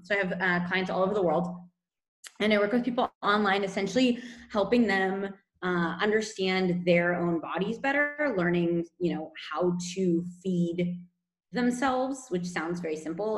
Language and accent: English; California, United States; moved away as an adult; now in Barcelona, Spain; I'm from California originally, and I've been in Spain for about six years